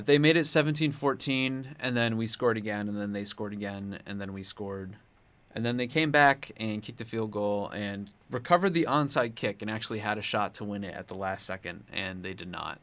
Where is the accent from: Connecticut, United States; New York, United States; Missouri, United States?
Connecticut, United States; now in Columbia, United States; I'm from Connecticut.